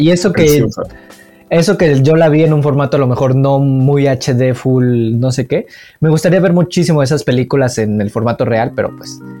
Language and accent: Spanish; Tlaxcala, Mexico; no he salido de mi pueblito de Tlaxcala. Es muy ah, pequeño.